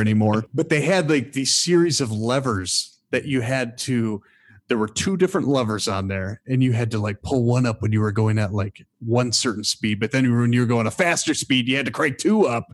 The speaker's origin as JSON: {"language": "English", "region": "Michigan", "country": "United States", "moved": "yes", "said": "I'm, I'm from Michigan originally"}